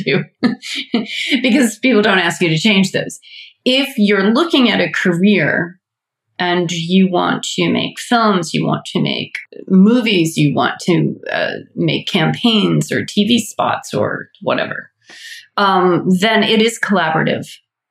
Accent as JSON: {"language": "English", "town": "Atlanta", "region": "Georgia", "country": "United States", "said": "I'm from Atlanta."}